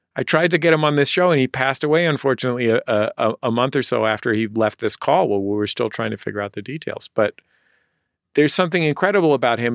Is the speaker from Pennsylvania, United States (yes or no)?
no; San Francisco, California, United States; now in Los Angeles, United States; I'm from San Francisco